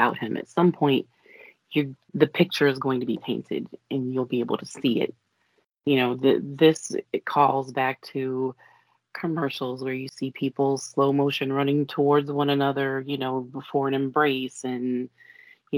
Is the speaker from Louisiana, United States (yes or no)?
yes; New Orleans, Louisiana, United States; Coming from New Orleans